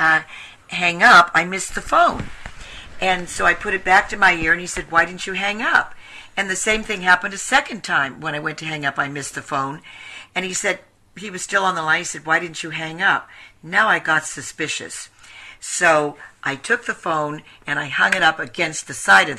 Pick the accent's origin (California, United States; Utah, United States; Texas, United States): California, United States; Glendale; also born or lived in Los Angeles, California / Downey, Idaho; I was born in Los Angeles, grew up in Glendale